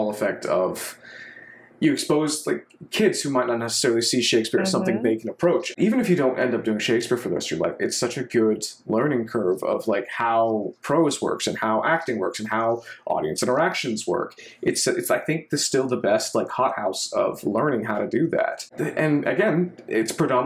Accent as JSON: {"language": "English", "region": "Texas", "country": "United States", "moved": "as an adult", "lives_now": "Washington, D.C., United States", "said": "culturally, I'm Texan because I do not speak a lick of Arabic"}